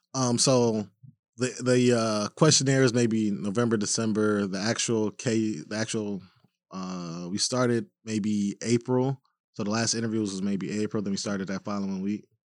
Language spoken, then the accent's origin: English; Minneapolis, Minnesota, United States; as a black man growing up in Minneapolis